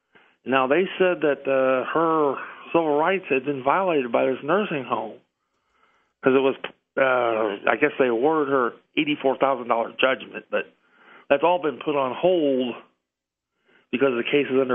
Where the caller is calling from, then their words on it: Indiana, United States; … from Indiana.